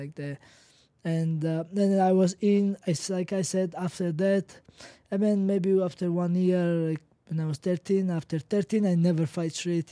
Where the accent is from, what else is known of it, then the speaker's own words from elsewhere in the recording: Georgia; I'm from Kanchi, Georgia